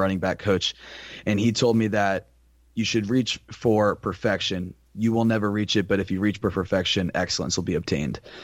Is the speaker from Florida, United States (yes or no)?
yes; Tampa, Florida, United States; moved away as an adult; now in Naples, United States; I am from Tampa, Florida originally, and right now I go to school out in Naples, Florida